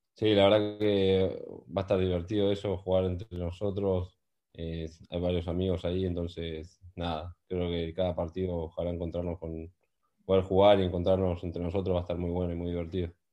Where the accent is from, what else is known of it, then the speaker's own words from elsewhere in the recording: Argentina; moved away as an adult; now in Newcastle, United Kingdom; somos tres argentinos que estamos juntos